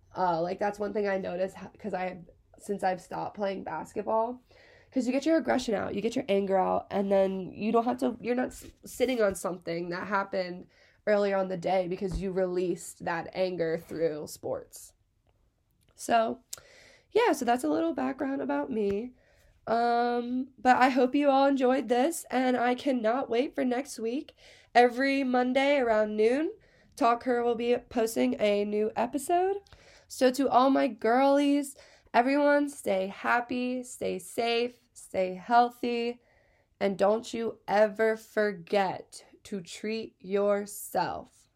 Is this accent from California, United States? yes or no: no; Hershey, Pennsylvania, United States; I'm from Hershey, Pennsylvania. Born and raised, sweetest place on earth